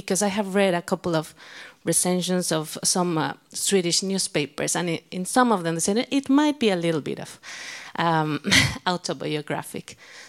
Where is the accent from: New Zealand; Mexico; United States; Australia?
Mexico; from Mexico also.